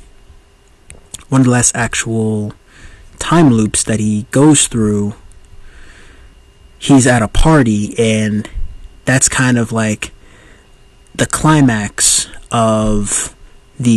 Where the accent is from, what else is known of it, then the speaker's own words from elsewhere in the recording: United States; born and raised in the United States